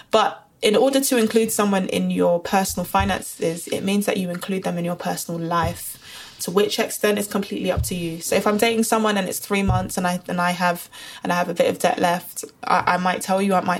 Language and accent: English; London, United Kingdom; Born and bred in Brixton, South London